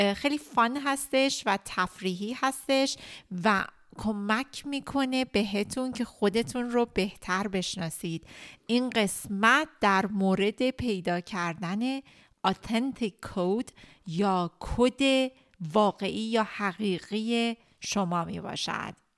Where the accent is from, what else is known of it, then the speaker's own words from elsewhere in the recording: Iran; ماهایی که ایرانی هستیم به خاطر مدل ایران وقتی که بزرگ شدیم